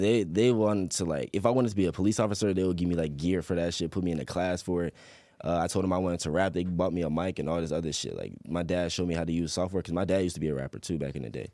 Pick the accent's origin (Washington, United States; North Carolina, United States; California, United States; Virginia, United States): Virginia, United States; Chesapeake; also born or lived in Portsmouth, Virginia; I was born in Portsmouth, but I was rain-, raised in Chesapeake